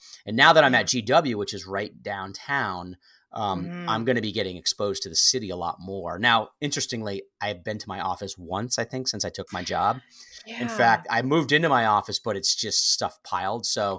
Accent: East Lyme, Connecticut, United States; I grew up in Connecticut, southeastern Connecticut, a place called East Lyme, Connecticut, home of Lyme disease.

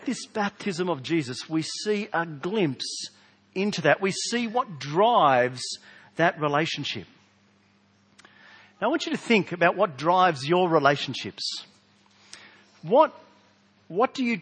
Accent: South Australia, Australia; accent: South Australian; my South Australian accent

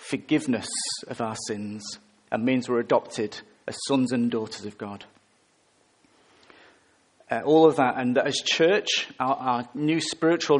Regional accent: England, United Kingdom; I'm English.

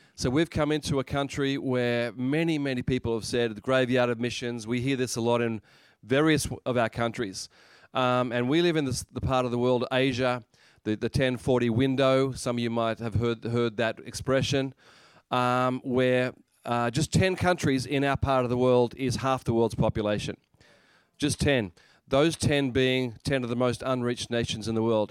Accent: Australia; moved away as an adult; now in Japan; I'm actually from Australia.

